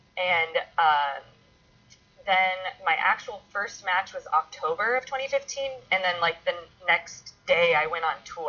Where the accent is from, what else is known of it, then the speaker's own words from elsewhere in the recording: Iowa, United States; now in Los Angeles, United States; And then I came out to LA from Iowa and I was doing the acting thing